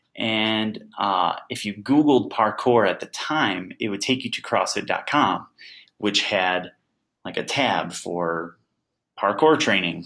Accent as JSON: {"language": "English", "town": "Crete", "region": "Illinois", "country": "United States", "tie": "born or raised there", "said": "I grew up in Crete, Illinois"}